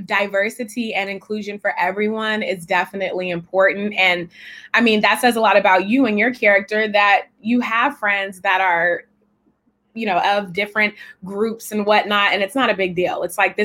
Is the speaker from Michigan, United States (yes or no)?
no; California, United States; now in New York, United States; I'm from California